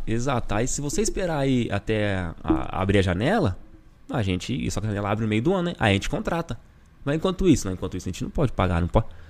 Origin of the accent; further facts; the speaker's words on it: Brazil; moved away as an adult; eu sou brasileiro.